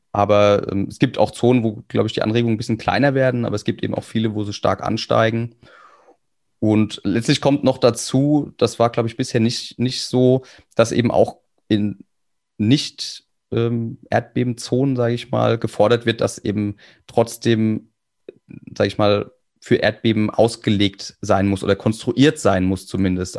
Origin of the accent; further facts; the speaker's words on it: Kaiserslautern, Rhineland-Palatinate, Germany; ich komme aus Kaiserslautern